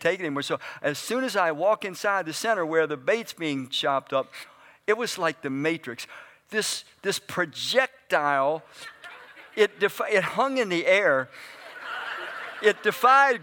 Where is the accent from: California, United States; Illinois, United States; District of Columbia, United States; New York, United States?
District of Columbia, United States; Washington; moved away as an adult; also born or lived in Frederick, Maryland; now in Brunswick, United States; I grew up in Southeast Washington